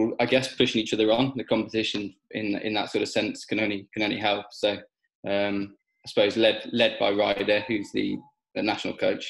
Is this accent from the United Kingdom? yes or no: yes; Gloucestershire, South West England, United Kingdom; moved away; I grew up in Gloucestershire